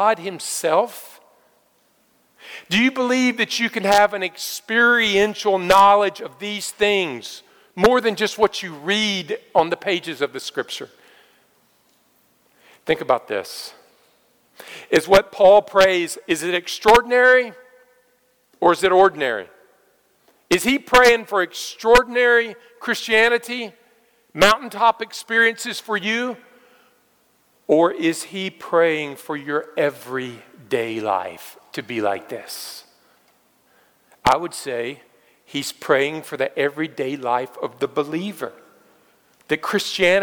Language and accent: English; United States; being an American